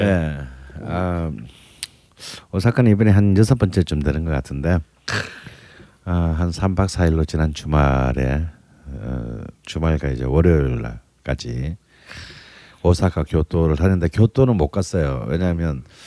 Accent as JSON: {"language": "Korean", "region": "Busan", "country": "South Korea", "tie": "born or raised there", "moved": "yes", "said": "왠지 제 고향에 간 듯한 느낌. 음. 뭔가 약간 부산에 간 듯한 느낌이 좀 있어요."}